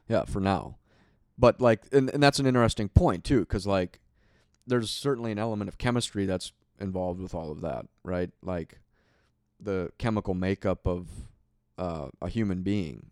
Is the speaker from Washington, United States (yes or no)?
no; Minneapolis, Minnesota, United States; I grew up in Minneapolis, so we had the Mall of America